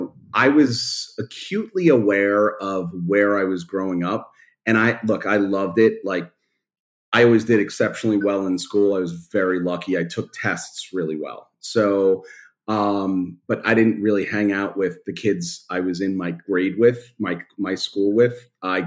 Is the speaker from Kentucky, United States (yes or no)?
no; New York City, New York, United States; I grew up in Brooklyn, in Canarsie, and then Marine Park